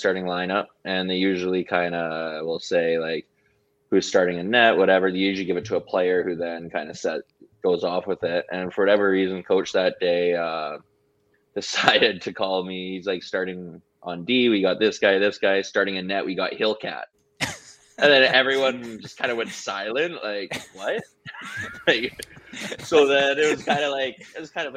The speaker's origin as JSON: {"language": "English", "town": "Calgary", "region": "Alberta", "country": "Canada", "tie": "born or raised there", "also_born_or_lived": "Comox, British Columbia", "said": "I was born in Comox, and by the time I moved to Calgary, my uncles had already brainwashed me to be a Canucks fan."}